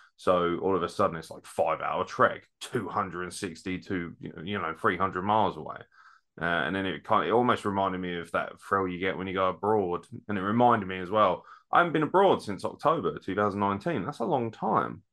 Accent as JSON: {"language": "English", "region": "south of England", "country": "United Kingdom", "accent": "southern"}